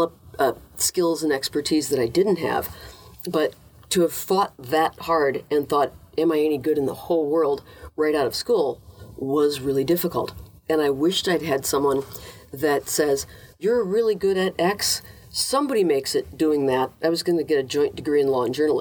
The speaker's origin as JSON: {"language": "English", "region": "Minnesota", "country": "United States", "moved": "yes", "said": "as a Minnesotan"}